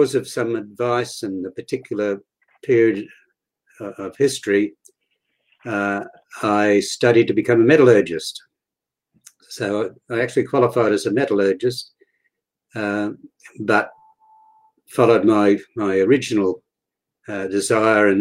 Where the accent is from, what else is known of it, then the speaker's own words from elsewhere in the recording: Charters Towers, Queensland, Australia; moved away as an adult; also born or lived in Toowoomba / Victoria; when I arrived at the school in Charters Towers, my hometown